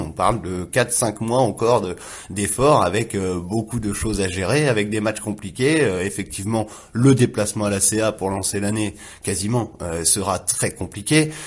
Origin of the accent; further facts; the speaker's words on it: Le Havre, Normandy, France; je viens du Havre